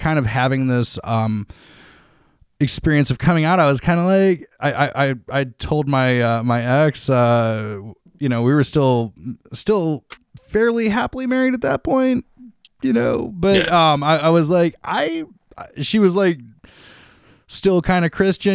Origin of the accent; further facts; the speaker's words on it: Toledo, Ohio, United States; moved away as an adult; now in Columbus, United States; in 2004, I moved from my hometown of Toledo to Columbus.